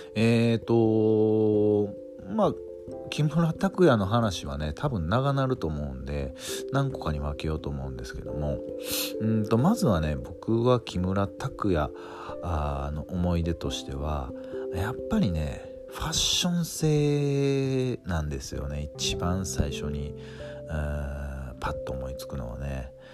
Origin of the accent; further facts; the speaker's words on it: western Japan, Japan; どっちかっていうと西の出身なんで僕はエイプって言ってました